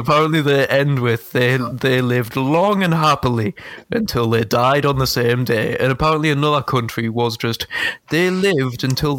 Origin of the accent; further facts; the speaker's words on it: United Kingdom; We are British citizens.